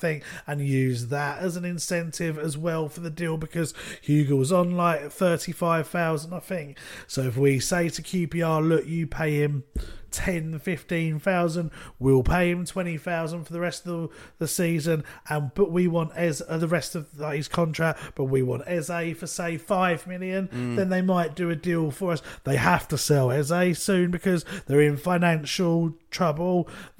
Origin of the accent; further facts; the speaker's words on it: Ireland; Yeah, possibly. Although Celtic, as an Irishman...